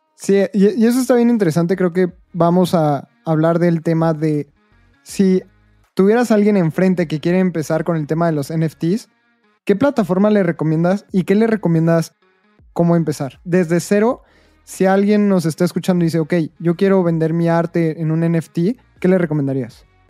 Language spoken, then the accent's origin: Spanish; Mexico